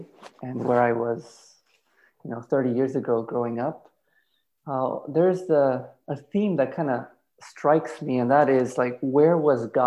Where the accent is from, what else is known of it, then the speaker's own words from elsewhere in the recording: Illinois, United States; also born or lived in Johannesburg, South Africa / Virginia; now in Bay Area, United States; I grew up actually in Illinois, about an hour away from Chicago